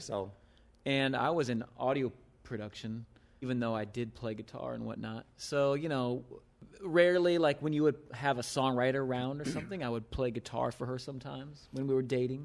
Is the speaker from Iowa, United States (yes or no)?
yes; Iowa, United States; I'm from Iowa